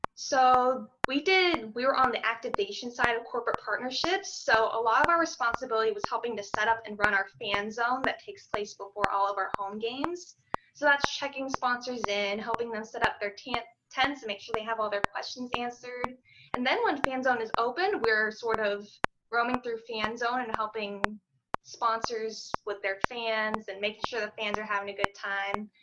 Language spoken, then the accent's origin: English; Orlando, Florida, United States; also born or lived in Fort Lauderdale; I am a Florida native. I was born in Fort Lauderdale, and then when I was about three or four, we moved to the Central Florida area, and I've been in Orlando ever since